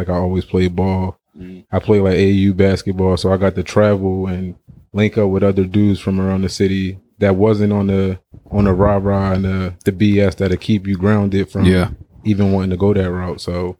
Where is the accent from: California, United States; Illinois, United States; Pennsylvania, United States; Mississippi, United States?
Pennsylvania, United States; Philadelphia; It was